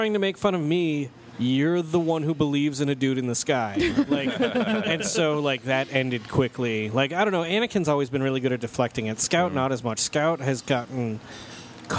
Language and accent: English; Utah, United States; I was growing up in Utah County.